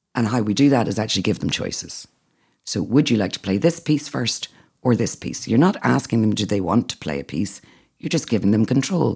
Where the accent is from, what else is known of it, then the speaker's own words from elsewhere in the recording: Northern Ireland, United Kingdom; now in Athenry, Ireland; I'm Northern Irish